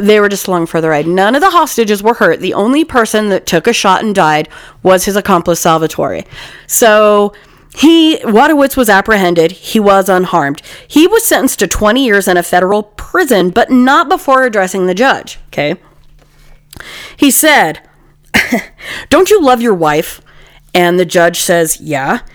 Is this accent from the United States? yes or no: yes; Utah, United States; I'm from Utah